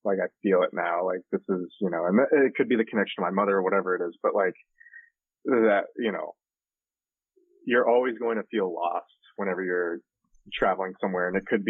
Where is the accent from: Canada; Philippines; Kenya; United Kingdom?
Philippines; and I am Filipino, but so it was very strange for me